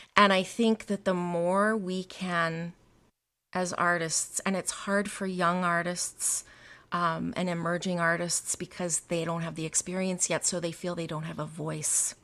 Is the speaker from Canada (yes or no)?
yes; the Canadian prairies, Canada; I grew up in Canada, um, in, on the prairies in a very small town